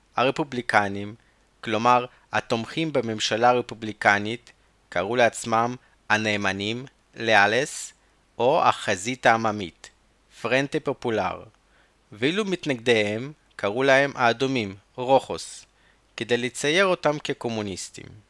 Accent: Chernivtsi, Chernivtsi Oblast, Ukraine; בצ'רנוביץ, העיר שבה נולדתי

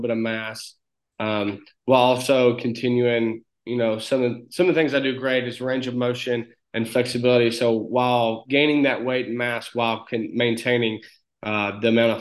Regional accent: Northeast Alabama, United States; accent: very thick country accent; I'm a kid from a small town in Northeast Alabama of about 1,000 people. So a very small town. We have one red light.

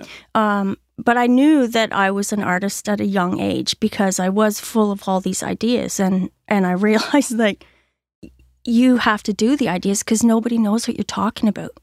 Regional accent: Orillia, Ontario, Canada; moved away as an adult; also born or lived in Barrie, Ontario; now in Hackett's Cove, Canada; I am actually from Orillia, Ontario

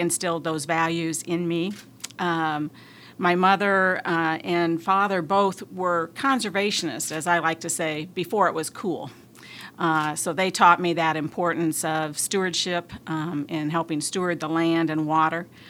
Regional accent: northeast Iowa, United States; moved away; I grew up uh, on a grain and livestock farm in northeast Iowa

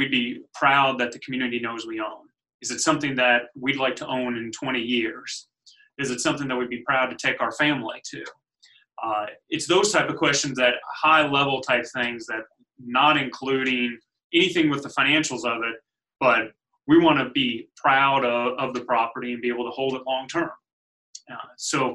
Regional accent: Louisville, Kentucky, United States; I was born and raised in Louisville, so Louisvillian from the start

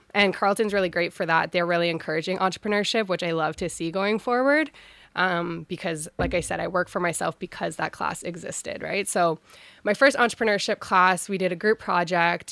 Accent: Ottawa, Ontario, Canada; I was born and raised in Ottawa

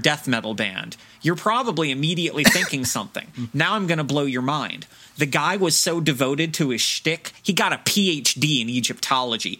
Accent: United States; for me as an American

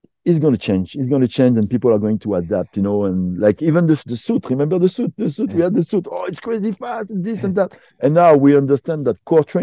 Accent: Côte d’Ivoire; English is a second language; also born or lived in Quebec; now in Canada; I was born in Ivory Coast. My mother is French. My dad is from Africa, was from Africa because he passed away last year. But I grew up in Ivory Coast.

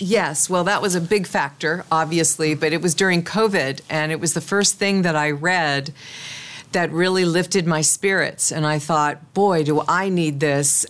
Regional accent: Kansas, United States; I'm from the Midwest. My parents are from the Midwest. I was born in Kansas

